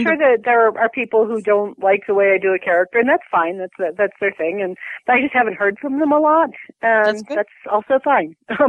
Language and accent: English; Buffalo, New York, United States; I'm from Buffalo